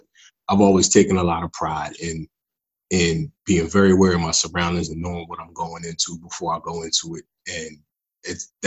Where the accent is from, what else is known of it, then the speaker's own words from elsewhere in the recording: Philadelphia, Pennsylvania, United States; I'm from North Philly